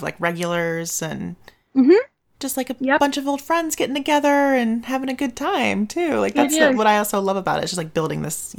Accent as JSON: {"language": "English", "country": "United States", "said": "as an American"}